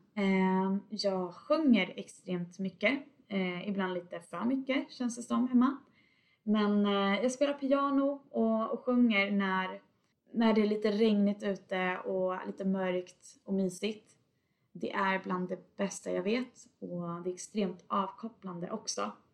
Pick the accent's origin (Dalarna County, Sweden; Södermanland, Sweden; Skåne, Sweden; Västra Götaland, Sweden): Västra Götaland, Sweden; Tidaholm; moved away as an adult; now in Stockholm, Sweden; jag bosatte mig hos mina föräldrar i Tidaholm där jag kommer ifrån